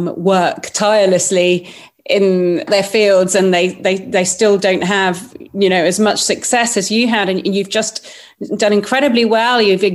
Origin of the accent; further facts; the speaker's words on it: Málaga, Andalusia, Spain; all my childhood holidays were in Tarifa, and I grew up on the Costa del Sol in Malaga.